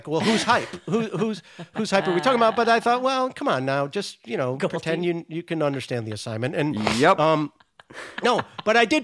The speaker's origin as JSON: {"language": "English", "region": "Rhode Island", "country": "United States", "accent": "Rhode Island", "moved": "as an adult", "lives_now": "California, United States", "said": "where are you from? And I said, Rhode Island."}